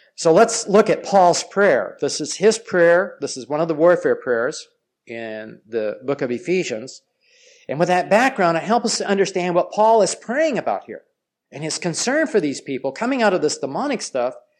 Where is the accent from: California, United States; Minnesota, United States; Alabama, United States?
California, United States; Los Angeles; I grew up in Los Angeles, and it's just out in Pasadena.